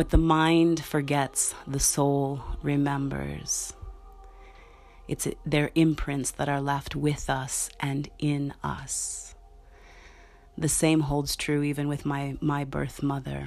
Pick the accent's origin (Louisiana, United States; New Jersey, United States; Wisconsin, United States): Wisconsin, United States; Milwaukee; I was born in Milwaukee, Wisconsin, and given up for adoption.